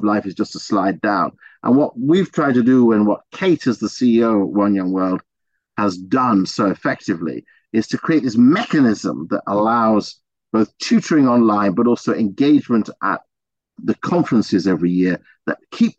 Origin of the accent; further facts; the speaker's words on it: England, United Kingdom; But I was born in England.